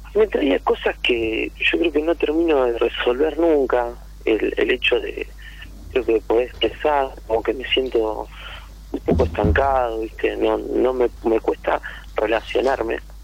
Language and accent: Spanish; Rosario, Santa Fe, Argentina; Yo soy de Rosario